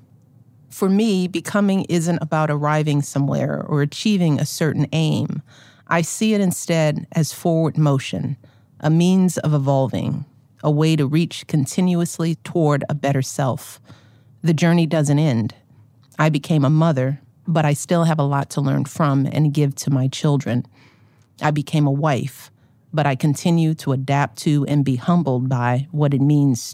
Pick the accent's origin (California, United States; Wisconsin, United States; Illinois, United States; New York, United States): Illinois, United States; Chicago; as a Chicagoan